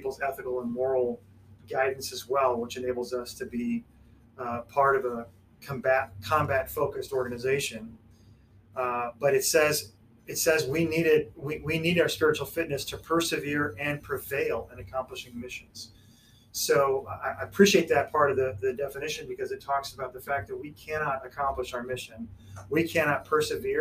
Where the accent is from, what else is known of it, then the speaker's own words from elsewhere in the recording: Illinois, United States; moved away; also born or lived in Wichita, Kansas / Las Vegas, Nevada; we are originally from Illinois and came here from Las Vegas